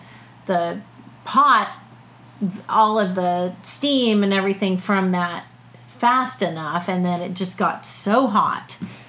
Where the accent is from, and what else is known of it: London, Ohio, United States